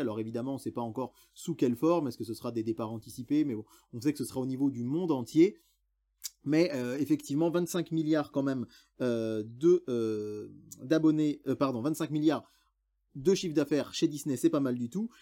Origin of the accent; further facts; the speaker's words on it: France; chez nous en France